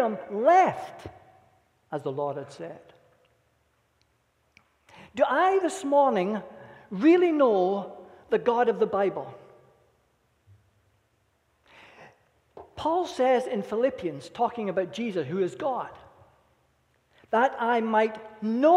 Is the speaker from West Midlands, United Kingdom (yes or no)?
no; Scotland, United Kingdom; Being a Scot